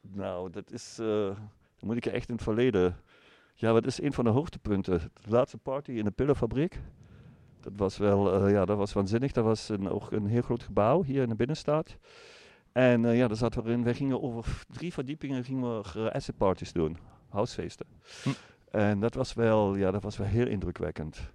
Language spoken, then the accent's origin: Dutch; Germany; Dutch is a second language; now in Eindhoven, Netherlands; ik uit Duitsland kom